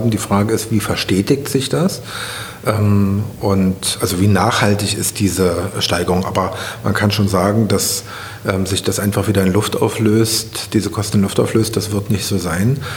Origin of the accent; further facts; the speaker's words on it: East Germany, Germany; Das sage ich jetzt mal mit meinem Hintergrund meiner Jugend in DDR.